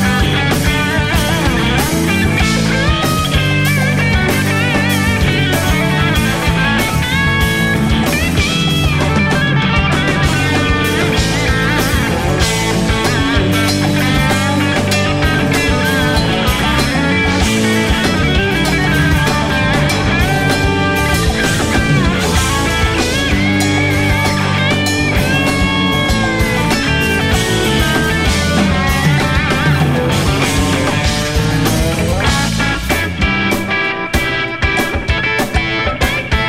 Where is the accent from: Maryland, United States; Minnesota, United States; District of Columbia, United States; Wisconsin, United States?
Wisconsin, United States; Milwaukee; also born or lived in Rockford, Illinois; although I was born in Rockford, Illinois, but I've attended all of my schools here in Milwaukee